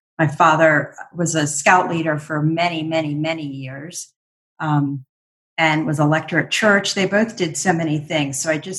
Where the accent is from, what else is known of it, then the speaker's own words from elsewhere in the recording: Bethesda, Maryland, United States; also born or lived in Washington, D.C.; I grew up in Bethesda, Maryland, right on the border with DC. So spent all my childhood and young adult years in the district. I was one of six children, born into a very loving family.